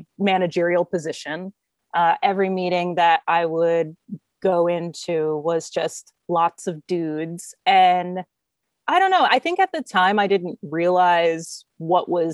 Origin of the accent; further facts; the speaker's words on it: United States; also born or lived in Germany; being an American, living in Germany